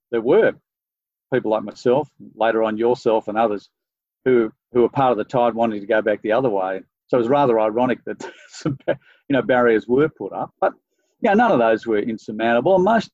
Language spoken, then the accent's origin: English; Sydney, New South Wales, Australia; I grew up in Sydney